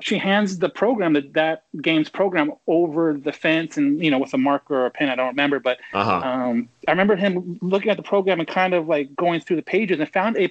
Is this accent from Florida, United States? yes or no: no; La Verne, California, United States; where I grew up in Laverne